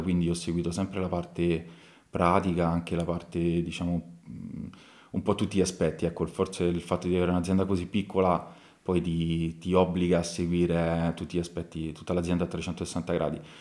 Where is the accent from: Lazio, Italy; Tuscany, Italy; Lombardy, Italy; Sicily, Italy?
Lazio, Italy; Tarquinia; io ovviamente ci sono nato a Tarquinio, quindi comunque sono le mie radici, sono, sono nato e cresciuto qua